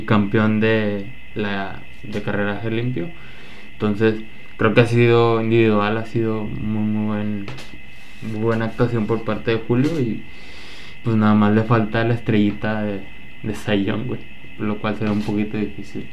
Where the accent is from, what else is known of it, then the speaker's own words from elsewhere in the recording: Mexico; nosotros siendo mexicanos